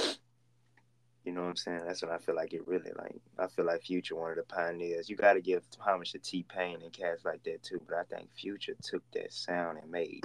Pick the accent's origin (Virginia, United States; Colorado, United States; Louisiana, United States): Louisiana, United States; Oakdale; now in Houston, United States; Oakdale, Louisiana with 2,000 people